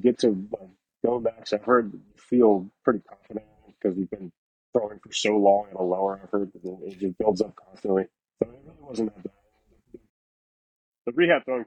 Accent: Delaware, United States; I grew up in Delaware. I went to high school in Delaware

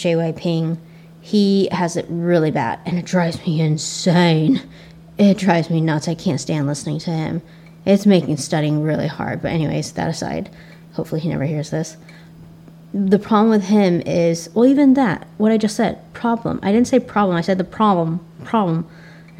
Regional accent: United States; accent: Asian American; my Asian American accent

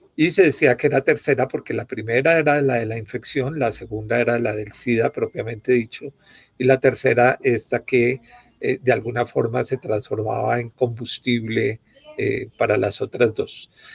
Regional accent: Bogotá, Colombia; Javeriana, bogotano

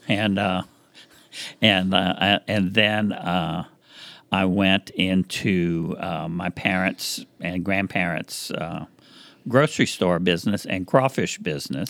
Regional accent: Breaux Bridge, Louisiana, United States; growing up in Louisiana, you know, where I come from is Cajun and Zydeco.

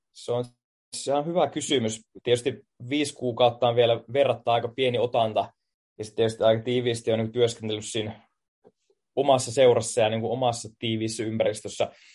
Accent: Finland; moved away as an adult; now in Tallinn, Estonia; Mä tuun Suomesta JIKosta

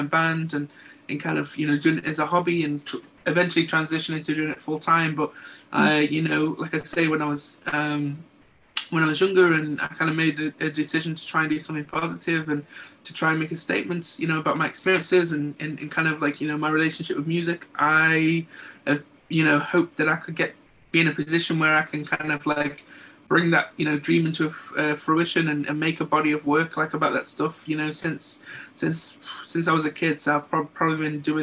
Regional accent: Stoke-on-Trent, West Midlands, United Kingdom; also born or lived in Redcar; now in Middlesbrough, United Kingdom; originally from Stoke-on-Trent. I'm originally from Middleport in Stoke

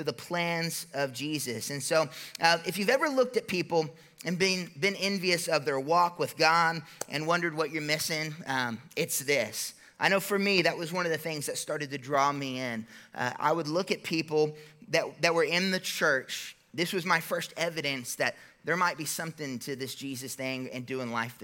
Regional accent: United States; I'm an American

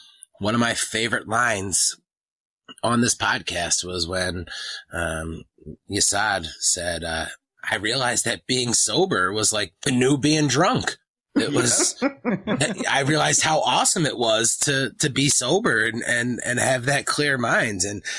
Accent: East Coast, United States; I'm from the East Coast.

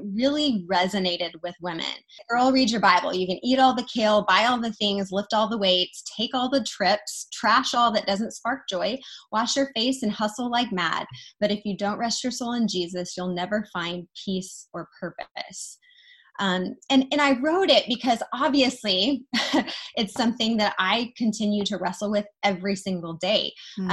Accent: Wichita, Kansas, United States; moved away; also born or lived in Dallas, Texas; I live in Wichita, Kansas right now. 2 years ago, I moved from Dallas, Texas, back to my hometown in Wichita

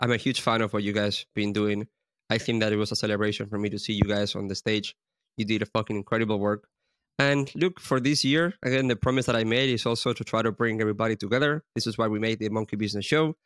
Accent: Spain; we're both from Spain

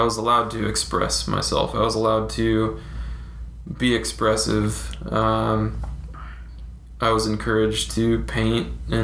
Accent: Fresno, California, United States; moved away; I came from Fresno, California. The asshole of California

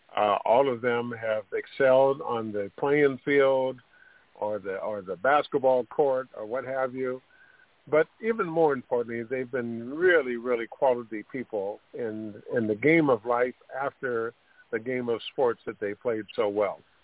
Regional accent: Sacramento, California, United States; I grew up in Sacramento

